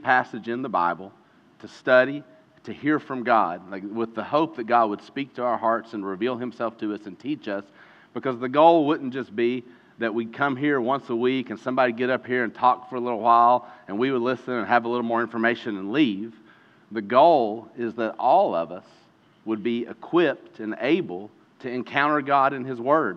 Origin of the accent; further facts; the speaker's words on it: Eastern Kentucky, United States; growing up in Eastern Kentucky